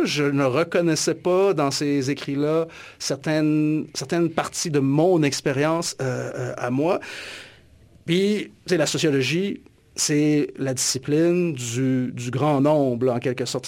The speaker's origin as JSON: {"language": "French", "town": "Alma", "region": "Quebec", "country": "Canada", "tie": "born or raised there", "said": "je suis originaire du, du Lac-Saint-Jean, puis en grandissant dans les années 80 à Alma"}